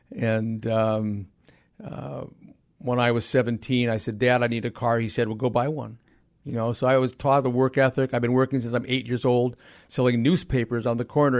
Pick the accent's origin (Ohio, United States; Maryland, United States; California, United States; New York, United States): California, United States; Los Angeles; I grew up in Los Angeles